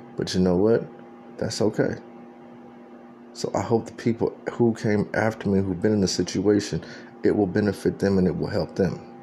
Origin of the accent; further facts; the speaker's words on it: San Antonio, Texas, United States; moved away; that's where I'm from. That San Antonio